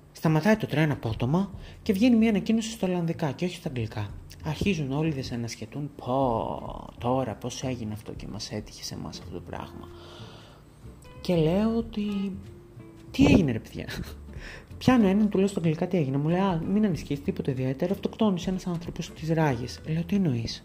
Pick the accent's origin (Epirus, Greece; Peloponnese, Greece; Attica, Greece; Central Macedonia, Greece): Central Macedonia, Greece; Thessaloniki; moved away as an adult; also born or lived in Groningen, Netherlands; είχα πάει στην πόλη μου, είχα πάει Θεσσαλονίκη